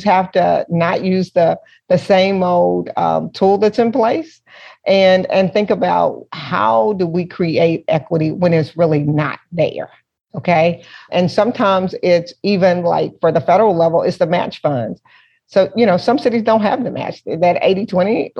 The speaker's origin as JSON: {"language": "English", "town": "Little Rock", "region": "Arkansas", "country": "United States", "tie": "born or raised there", "said": "I was born and raised in Little Rock"}